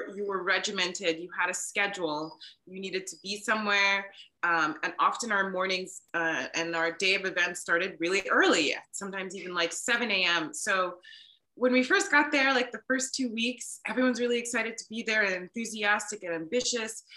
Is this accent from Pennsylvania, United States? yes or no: no; Maryland, United States; moved away as an adult; I decided to move home to Maryland and give my home state a try